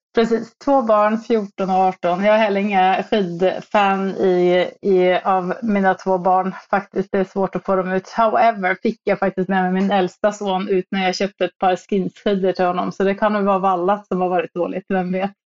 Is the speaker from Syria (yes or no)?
no; Norway; moved away as an adult; now in Stockholm, Sweden; jag kommer ju från Norge, så jag var väl på skidor från jag var tre